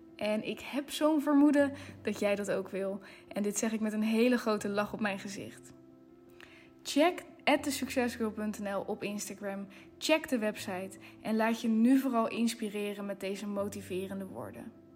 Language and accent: Dutch; Netherlands; we zijn in Nederland geboren